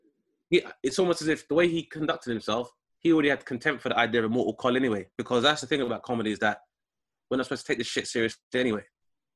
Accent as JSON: {"language": "English", "region": "London", "country": "United Kingdom", "tie": "born or raised there", "said": "I grew up in Southeast London"}